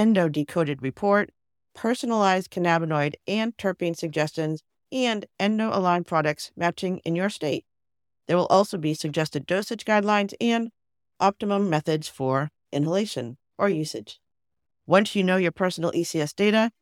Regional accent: Sharon, Massachusetts, United States; my hometown of Sharon, Massachusetts

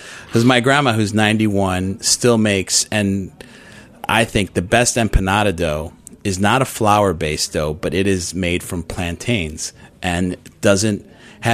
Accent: Chicago, Illinois, United States; moved away; I grew up in Chicago

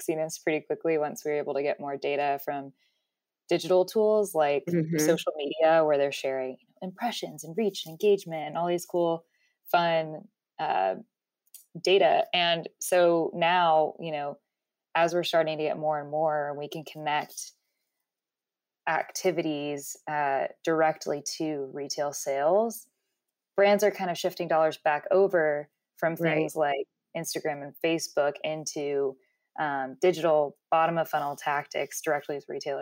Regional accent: Dallas, Texas, United States; moved away as an adult; also born or lived in Colorado; I started my own little, business growing up in Dallas, when I was in high school

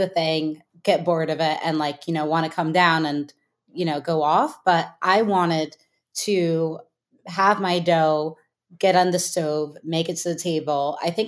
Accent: the Bay Area, California, United States; I grew up in the Bay, and there was a cooking camp. It was like in some house in Berkeley.

